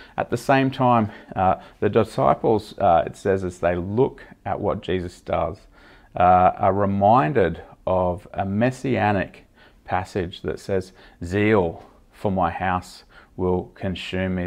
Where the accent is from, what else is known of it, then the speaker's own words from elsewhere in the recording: Australia; as an Australian